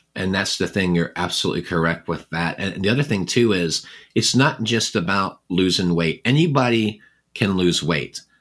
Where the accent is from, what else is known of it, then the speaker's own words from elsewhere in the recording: England, United Kingdom; moved away; I was born in England